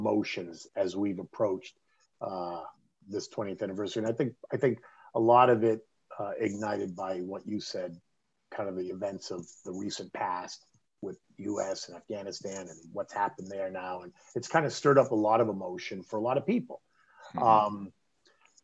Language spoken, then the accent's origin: English; Boston, Massachusetts, United States; moved away; also born or lived in New York; I was this kid from Boston and now I ended up in New York